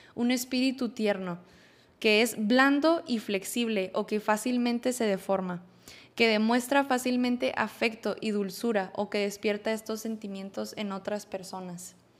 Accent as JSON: {"language": "Spanish", "town": "Monterrey", "region": "Nuevo León", "country": "Mexico", "said": "soy de Monterrey, Nuevo León."}